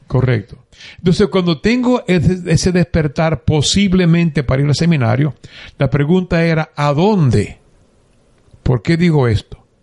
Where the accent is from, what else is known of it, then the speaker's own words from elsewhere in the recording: San Juan de la Maguana, San Juan, Dominican Republic; moved away as an adult; also born or lived in Ponce, Puerto Rico / San Lorenzo, Puerto Rico; now in Guayama, Puerto Rico; Yo soy dominicano. Ok. Nací en un pueblo llamado San Juan de la Maguana